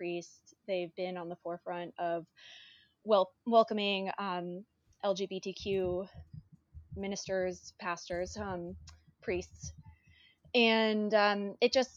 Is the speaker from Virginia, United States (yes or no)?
yes; Charlottesville, Virginia, United States; moved away as an adult; now in Montrose, United States; Originally, I'm from Charlottesville, Virginia.